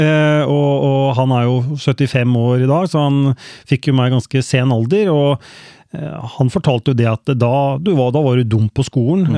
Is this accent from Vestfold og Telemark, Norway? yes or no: yes; Skien, Vestfold og Telemark, Norway; Jeg har vokst opp på Kleiva, så jeg er eh, ekte Kleiva-gutt. Mm. Eh, born and raised i, i eh, Skien